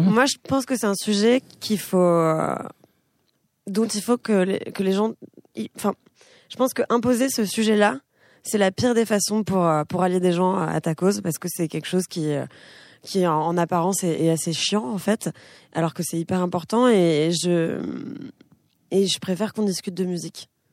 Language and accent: French; France; also born or lived in Israel; mon pays c'est la France